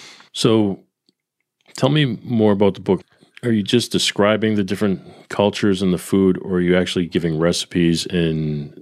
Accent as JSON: {"language": "English", "town": "Boston", "region": "Massachusetts", "country": "United States", "tie": "born or raised there", "moved": "yes", "said": "I'm Italian, and I come from a very Italian family that just came fresh off the boat in New York. Although I was born and raised in Boston, my family's from New York. My grandparents, they were all there."}